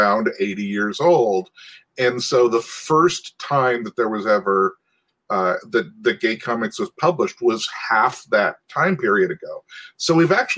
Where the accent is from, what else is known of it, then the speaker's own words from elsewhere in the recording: Montana, United States; I was from Montana